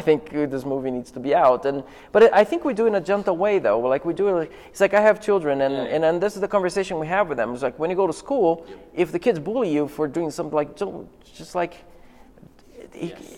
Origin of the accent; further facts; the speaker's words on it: Rio de Janeiro, Brazil; I'm from Rio